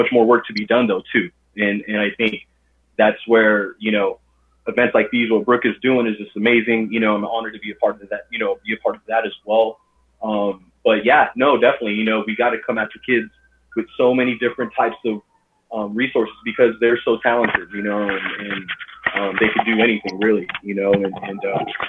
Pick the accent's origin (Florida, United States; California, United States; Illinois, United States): California, United States; Los Angeles; I was born and raised in Los Angeles, California